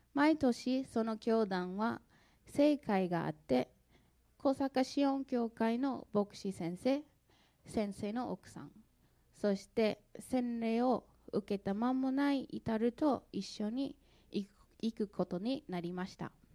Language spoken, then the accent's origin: Japanese; St. Louis, Missouri, United States; Japanese is a second language; moved away as an adult; now in Japan; 私はアメリカのミズーリ州セントルイス出身です。クリスチャンホームで育ち